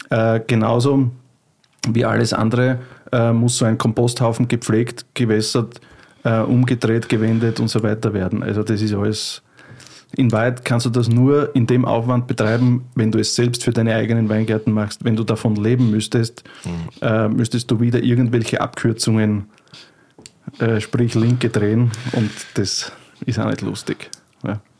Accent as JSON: {"language": "German", "region": "Burgenland", "country": "Austria", "tie": "born or raised there", "said": "Und bin aus dem Burgenland in Österreich, das ist im wunderschönen Österreich und im Burgenland. Das ist äh, das Bundesland, das gleich an die ungarische grenzt, an, an Ungarn ein bisschen, unsere Gegend. Und da bin ich eigentlich aufgewachsen"}